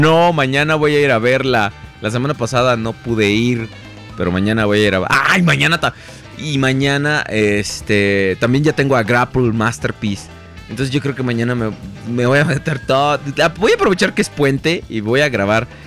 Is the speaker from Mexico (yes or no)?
yes; Mexico; yo soy de México